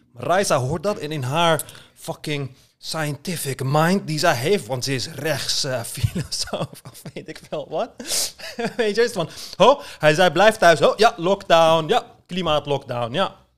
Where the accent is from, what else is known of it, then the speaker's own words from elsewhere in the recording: Istanbul, Turkey; moved away; als klein kind in Istanbul